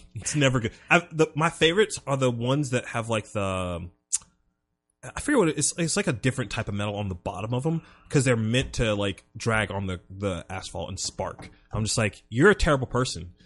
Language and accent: English; South Carolina, United States; growing up in South Carolina